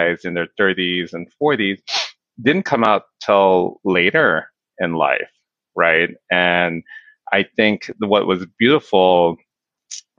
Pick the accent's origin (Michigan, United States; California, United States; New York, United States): California, United States; Inglewood; I was born and raised in Inglewood